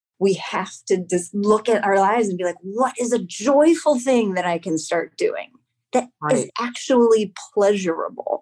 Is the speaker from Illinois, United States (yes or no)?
yes; Evanston, Illinois, United States; my hometown school, Evanston Township High School